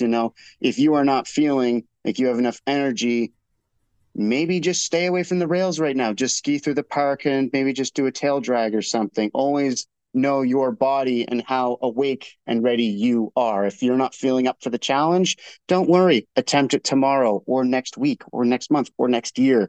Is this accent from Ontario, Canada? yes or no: no; Nova Scotia, Canada; moved away; I grew up in Nova Scotia.